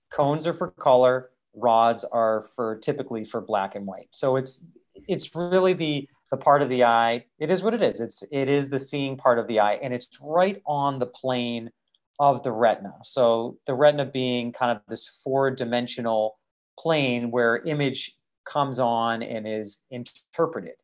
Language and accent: English; Massachusetts, United States; born or raised there